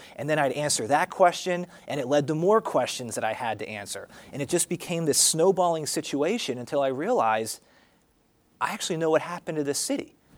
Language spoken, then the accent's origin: English; Berks County, Pennsylvania, United States; also born or lived in Wyoming / Wisconsin / Harrisburg, Pennsylvania; I'm from Pennsylvania. I was born and raised in Berks County, a little bit south of uh, Reading and Morgantown